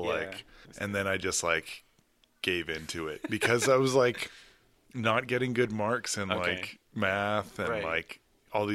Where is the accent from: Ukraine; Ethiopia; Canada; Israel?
Canada; Edmonton, Alberta; moved away; Originally from Edmonton, Alberta, up in Canada.